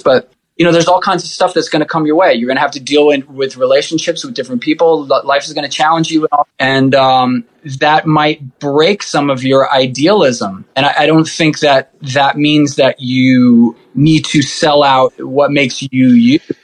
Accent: New York City, New York, United States; I grew up in in Rockaway Beach, so being near the ocean

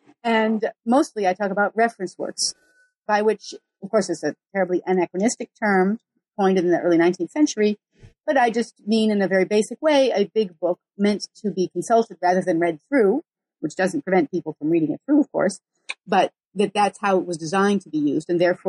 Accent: Geneva, Switzerland; And I grew up in Geneva, Switzerland, where the moment of greatest world historical significance was probably the 16th century.

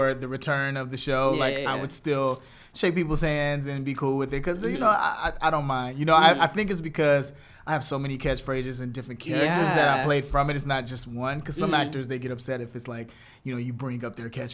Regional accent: Chicago, Illinois, United States; moved away; I'm from Chicago

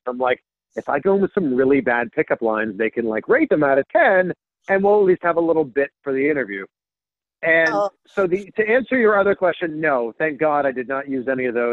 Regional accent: Pickering, Ontario, Canada; moved away as an adult; also born or lived in Cleveland, Ohio / Miami; now in Ohio, United States; So I'm a Canadian, born and raised, like I said, just outside of Toronto. I'm from a town called Pickering, Ontario

